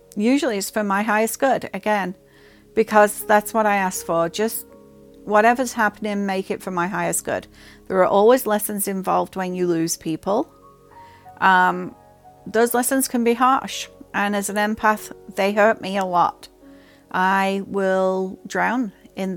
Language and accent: English; England, United Kingdom; I grew up in England